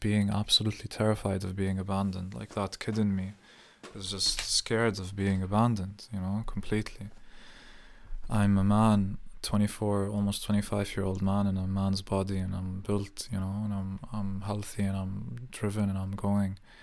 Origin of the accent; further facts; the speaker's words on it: Jordan; moved away; growing up in Jordan